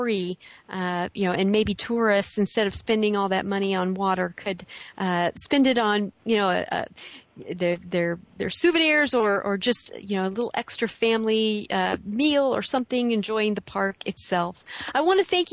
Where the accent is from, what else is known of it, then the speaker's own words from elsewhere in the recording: Midwest, United States; moved away; I'm from the Midwest originally